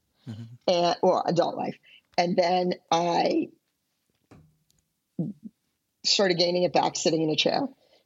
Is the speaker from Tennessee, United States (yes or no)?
no; Pittsburgh, Pennsylvania, United States; growing up in Pittsburgh